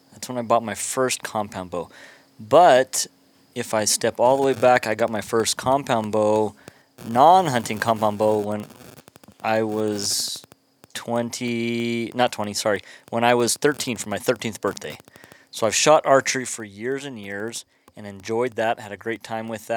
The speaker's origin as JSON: {"language": "English", "region": "Pennsylvania", "country": "United States", "tie": "born or raised there", "moved": "as an adult", "lives_now": "New Mexico, United States", "said": "I grew up in Pennsylvania"}